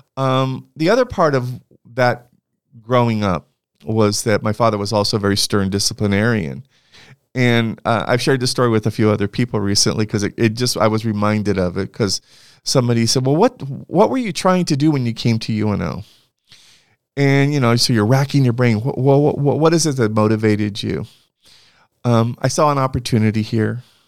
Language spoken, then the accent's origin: English; Santa Barbara, California, United States; I grew up in Santa Barbara, California